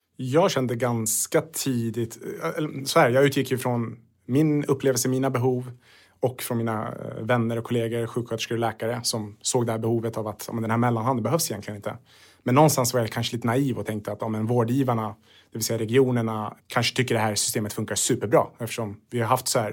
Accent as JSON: {"language": "Swedish", "country": "Sweden", "tie": "born or raised there", "said": "är född i Sverige men Sverige tog emot mina föräldrar"}